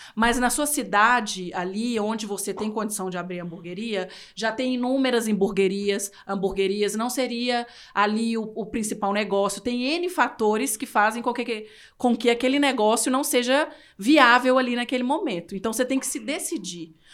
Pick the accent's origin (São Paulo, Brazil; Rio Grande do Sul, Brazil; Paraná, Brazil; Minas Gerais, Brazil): Minas Gerais, Brazil; interior of; moved away; eu sou do interior de Minas e minha cidade tem 17 mil habitantes